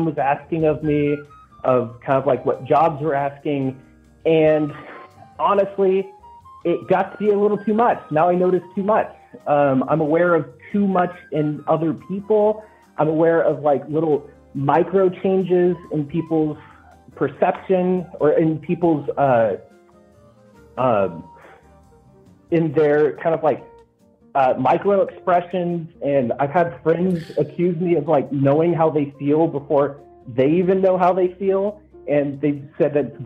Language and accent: English; Texas, United States; I grew up in Texas in literally a trailer park